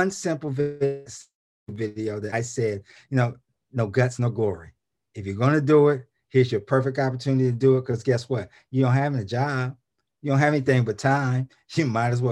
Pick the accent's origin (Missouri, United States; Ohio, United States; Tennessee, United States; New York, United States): Ohio, United States; Columbus; in Columbus, Ohio, my hometown